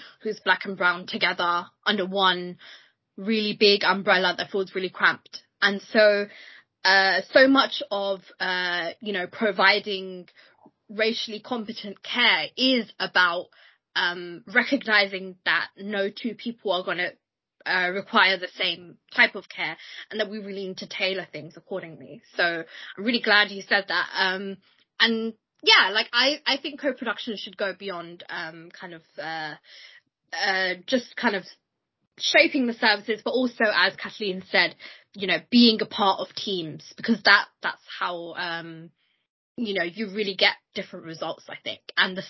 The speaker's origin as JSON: {"language": "English", "country": "United Kingdom", "said": "I am a British Bangladeshi Muslim woman"}